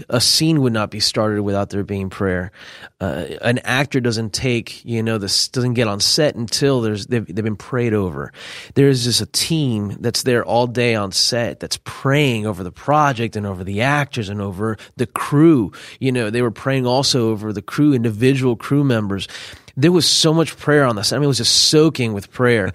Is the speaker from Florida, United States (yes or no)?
yes; Miami, Florida, United States; also born or lived in California; at nine, it was roughly about a year before I moved to Miami.